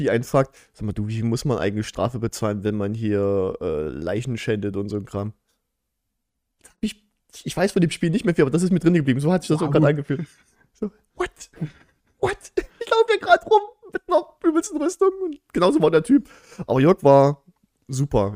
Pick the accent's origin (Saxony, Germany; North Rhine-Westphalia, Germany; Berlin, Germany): Saxony, Germany; Hohenstein-Ernstthal; bei uns in Hohenstein-Ernst